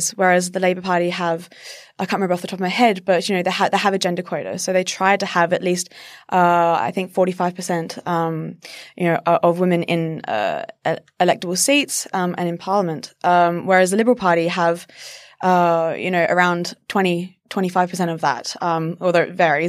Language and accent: English; South Australia, Australia; I'm from South Australia and we've never had a woman premier.